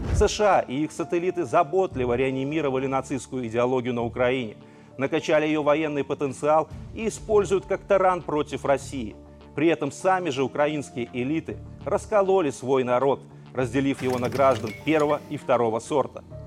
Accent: Belarus; мы, белорусы – не вдруг откуда-то взялись в центре Европы

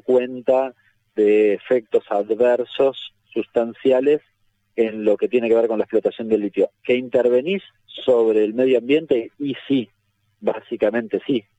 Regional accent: Argentina; soy argentino

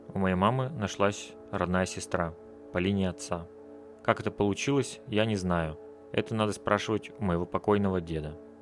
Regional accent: Russia; born or raised there; moved away as an adult; now in Riga, Latvia

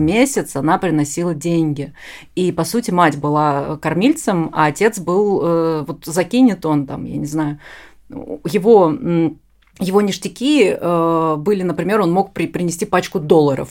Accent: Ust-Ilimsk, Irkutsk Oblast, Russia; я родилась э, в Усть-Илимске Иркутской области

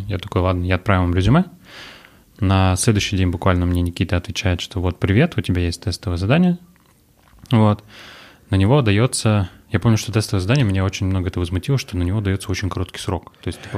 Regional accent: Orenburg, Orenburg Oblast, Russia; now in Yekaterinburg, Russia; Я родился в Оренбурге

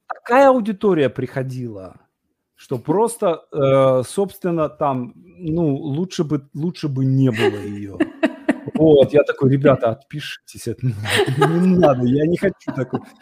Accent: Vologda, Vologda Oblast, Russia; я из Вологды

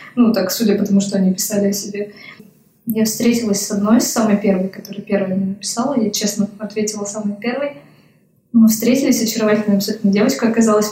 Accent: Vologda, Vologda Oblast, Russia; moved away as an adult; now in Saint Petersburg, Russia; Я училась на архитектора э, в моем родном городе, в Вологде.

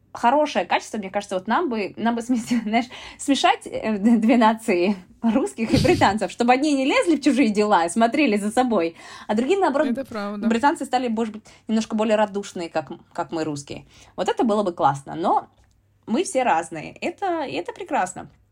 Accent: Murmansk, Murmansk Oblast, Russia; moved away as an adult; also born or lived in United States / United Kingdom; now in London, United Kingdom

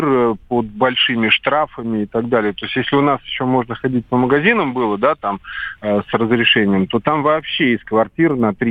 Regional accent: Baku, Azerbaijan; moved away; я сам родился и вырос в Баку, поэтому как бы для меня это единственный родной город

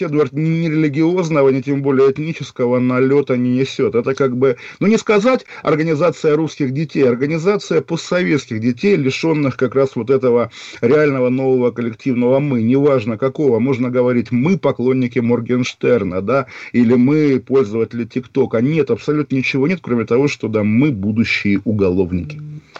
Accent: Kaliningrad, Kaliningrad Oblast, Russia; в моем родном городе, который сейчас называется Калининград

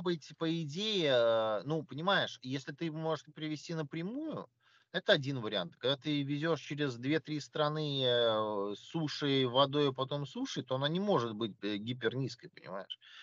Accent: Russia; я из России

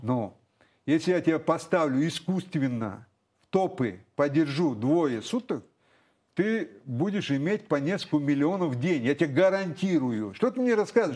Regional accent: Russia; я родился в России

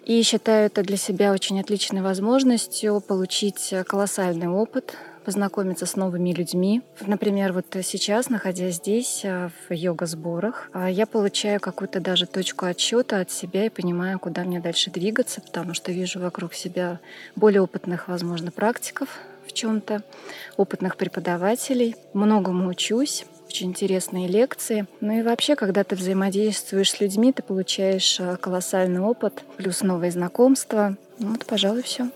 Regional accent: Tashkent, Uzbekistan; also born or lived in Montenegro; now in Moscow, Russia; Родом я из Ташкента, э, но живу в Москве.

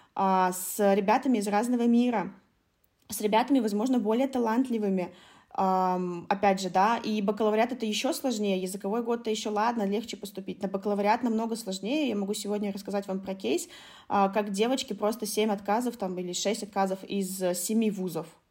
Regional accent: Khabarovsk, Khabarovsk Krai, Russia; moved away; also born or lived in China; в маленьком Хабаровске, да, откуда я родом

